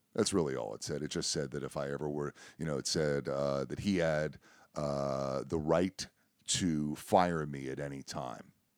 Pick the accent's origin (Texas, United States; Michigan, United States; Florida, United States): Florida, United States; South; moved away; I'm from South Florida